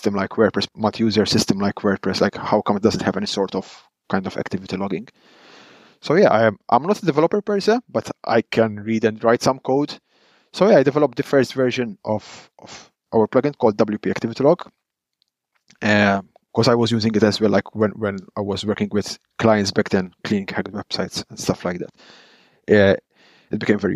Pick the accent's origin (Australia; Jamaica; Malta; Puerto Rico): Malta; now in Netherlands; I am Maltese. I come from Malta, but I live in the Netherlands.